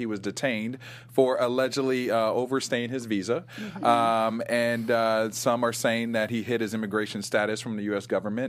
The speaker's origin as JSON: {"language": "English", "region": "Ohio", "country": "United States", "also_born_or_lived": "New York", "moved": "yes", "said": "I mean, I'm from Ohio, but I lived in New York for a long time."}